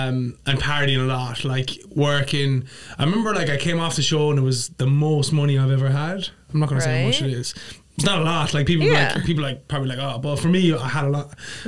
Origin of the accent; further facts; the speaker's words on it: Ireland; now in New York, United States; Irish and I live in New York.